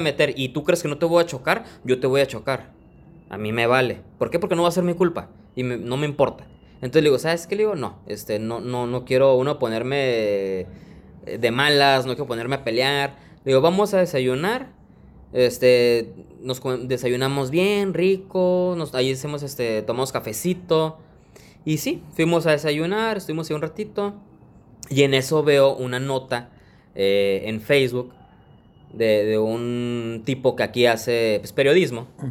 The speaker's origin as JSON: {"language": "Spanish", "town": "Tijuana", "region": "Baja California", "country": "Mexico", "said": "yo soy de aquí, de Tijuana"}